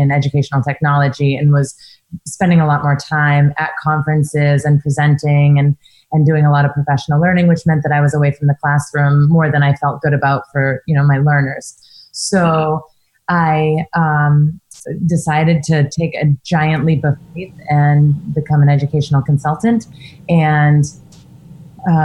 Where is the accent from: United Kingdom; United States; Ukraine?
United States; Maine; I'm from Maine.